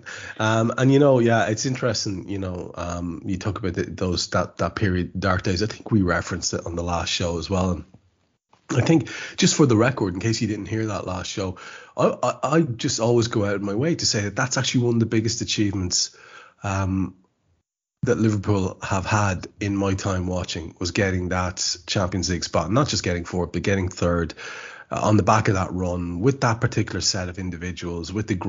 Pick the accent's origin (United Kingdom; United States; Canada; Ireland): Ireland; As an Irishman